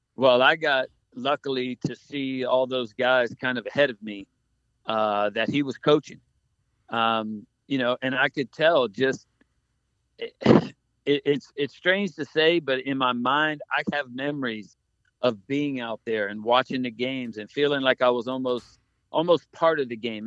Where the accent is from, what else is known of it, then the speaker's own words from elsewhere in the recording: Key West, Florida, United States; when I grew up in Key West